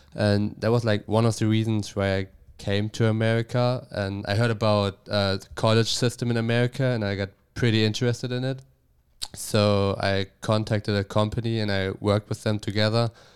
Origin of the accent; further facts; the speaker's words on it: Bremen, Germany; English is a second language; moved away as an adult; also born or lived in Bielefeld; now in United States; I grew up, uh, in Bremen.